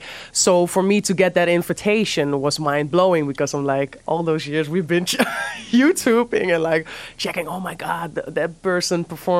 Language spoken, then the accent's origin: English; Amsterdam, North Holland, Netherlands; Well, of course, I'm from Amsterdam. My father is Dutch. My mom is from the Caribbean. And I started playing music in church. So I'm a church girl.